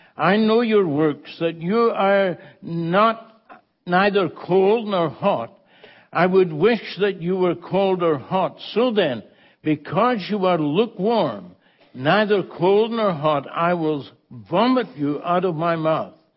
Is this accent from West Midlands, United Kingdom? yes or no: no; Scotland, United Kingdom; moved away; I was born in the Holy Land, you know that, Scotland